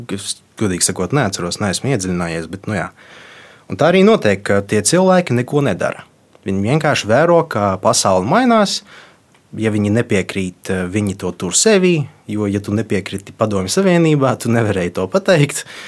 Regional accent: Latvia; first language Russian; Latvian is a second language; esmu dzīvojis visu mūžu Latvijā, mana identitāte ir formējusies Latvijā

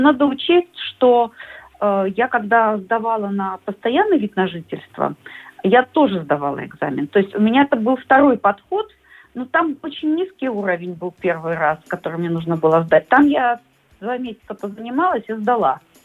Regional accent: Minsk, Belarus; moved away as an adult; now in Latvia; Я из Минска

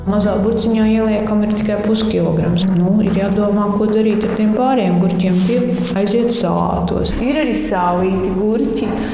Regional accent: Durbe, South Kurzeme Municipality, Latvia; mēs esam no Latvijas mazākās pilsētas tiešām

